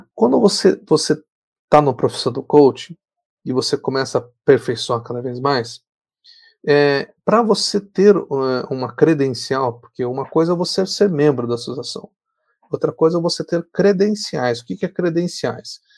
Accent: Paraná, Brazil; eu sou aqui do Paraná

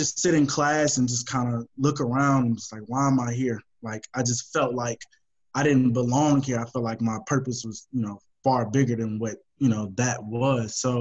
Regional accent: Houston, Texas, United States; I'm born and raised in Houston

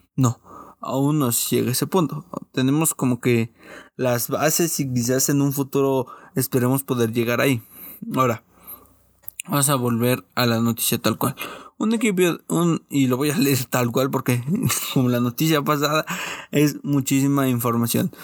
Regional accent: Mexico; Como buen mexicano

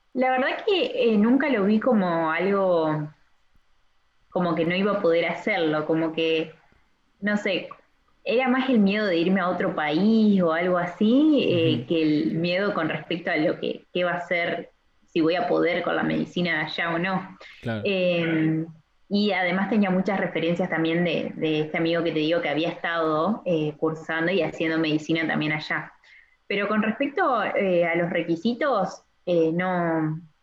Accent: Argentina; also born or lived in Paraná, Entre Ríos; yo soy de Argentina, tengo 23 años

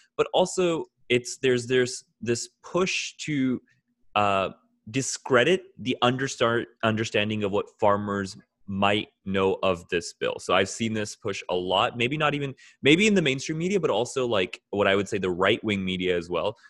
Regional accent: Alabama, United States; accent: American; also born or lived in Haryana; I also grew up in the West, not necessarily Toronto, but uh, a small town in Alabama.

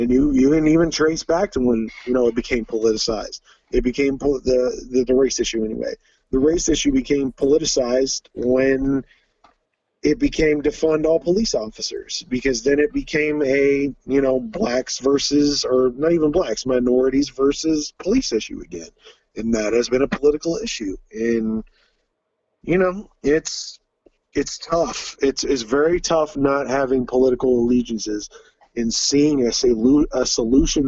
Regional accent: Troy, Ohio, United States; also born or lived in Pickwell, Ohio / New Bremen, Ohio; I grew up in Troy, Ohio, but I live in Pickwell, Ohio

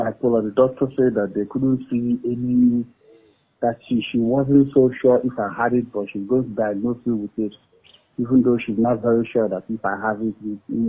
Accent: Nigeria; moved away; also born or lived in United States; I returned to Nigeria in January 2004.

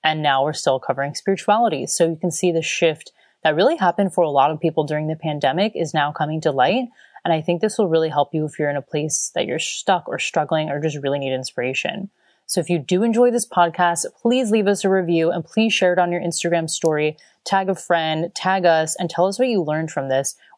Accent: Florida, United States; also born or lived in Chicago, United States / Sydney, Australia; now in Stralsund, Germany; I am from Florida. I just lived in Australia. I mean, I did live in Chicago for 5 years, which surprises a lot of people because of my sunshine state background

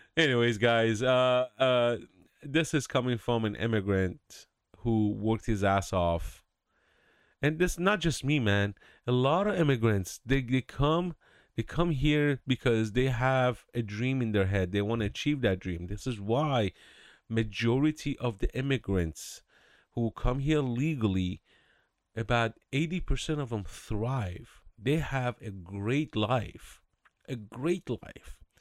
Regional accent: California, United States; moved away; I'm from California. I lived there for about fifteen years, and, uh, thank God I left in two thousand eight.

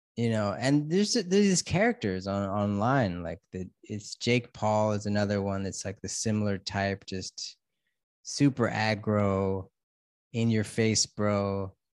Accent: United States; now in Thailand; I'm an American living in Thailand

